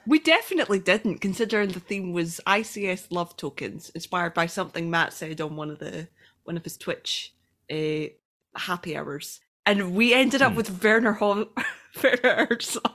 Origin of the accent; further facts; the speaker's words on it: Scotland, United Kingdom; I'm Scottish